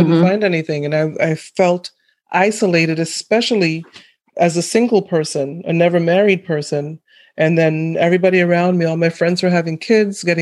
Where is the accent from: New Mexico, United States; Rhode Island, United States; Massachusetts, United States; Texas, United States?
Massachusetts, United States; I grew up in Massachusetts